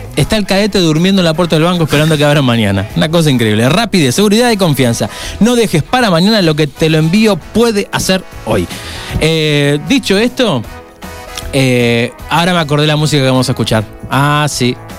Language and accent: Spanish; Argentina; yo soy un argentino